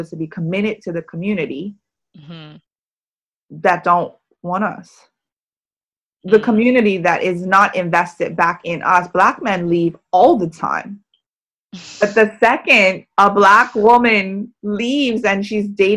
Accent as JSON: {"language": "English", "country": "Bermuda", "moved": "yes", "said": "the small little hub that is Bermuda."}